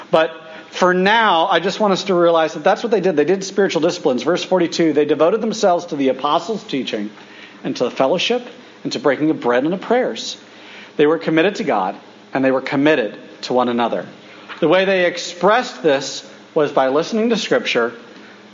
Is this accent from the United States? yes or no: yes; United States; I'm the American, and all of us were Americans